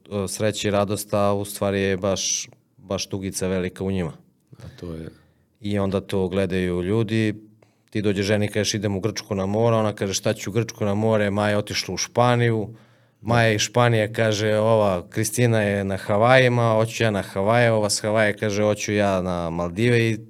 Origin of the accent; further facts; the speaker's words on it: Serbia; ja želim da uhvatim ribu u Moravi, u mojoj reci